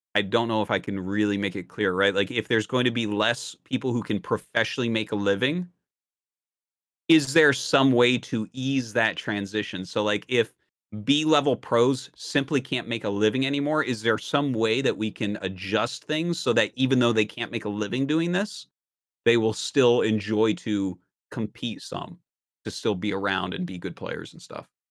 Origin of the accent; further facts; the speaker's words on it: New Hampshire, United States; now in South Korea; I'm from New Hampshire